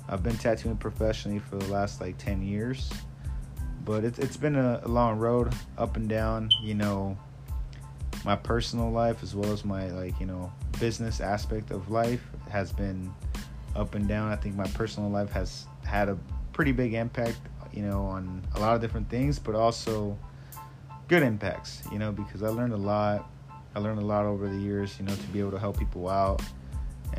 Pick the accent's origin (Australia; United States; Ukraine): United States; San Fernando Valley, California; also born or lived in Sylmar / Lakeview Terrace / Northridge; I grew up in, you know, different cities, various cities here in the San Fernando Valley. I grew up in Sylmar, San Fernando, Lakeview Terrace